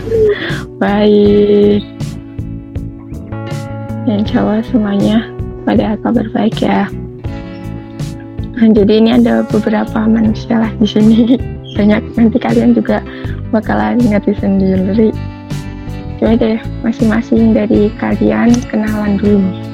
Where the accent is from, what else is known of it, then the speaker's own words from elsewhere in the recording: Pemalang, Central Java, Indonesia; asalku dari Pemalang